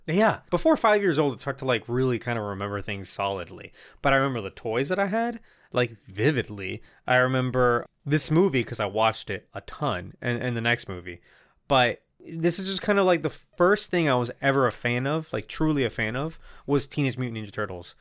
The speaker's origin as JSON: {"language": "English", "country": "Puerto Rico", "tie": "born or raised there", "first_language": "Spanish", "second_language": "English", "moved": "yes", "said": "the year is probably like nineteen ninety-two. I live in Puerto Rico. I don't speak English"}